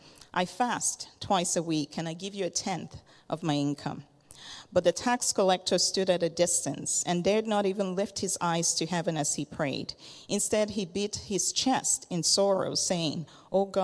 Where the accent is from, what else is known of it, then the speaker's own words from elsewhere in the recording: Lagos, Nigeria; also born or lived in Kitchener-Waterloo, Ontario, Canada; I was born in Kitchener, Waterloo. My dad went to grad school there, so our family lived there for a few years, and then moved back to Lagos, Nigeria